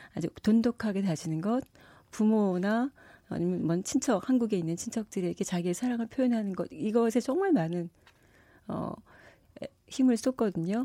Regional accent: South Korea; moved away as an adult; now in France; 제가 한국 사람으로서

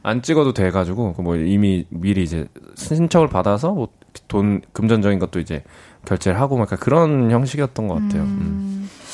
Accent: Namyangju, Gyeonggi Province, South Korea; 홍유흥이라고 네. 고종하고 순종하고 음. 또 하여튼 그렇게 이제 두 왕의 릉이 있는 홍유흥 옆에 살았었습니다.

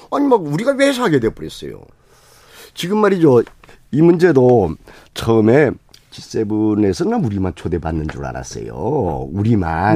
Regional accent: Jeju Island, South Korea; 제주도 출신이에요.

